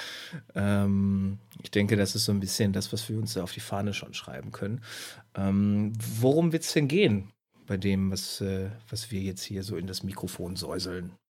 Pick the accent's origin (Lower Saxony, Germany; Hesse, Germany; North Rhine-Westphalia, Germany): North Rhine-Westphalia, Germany; Hamm; now in Münster, Germany; Ich, ich, ich wohne in Münster. Ich komme aus, aus Hamm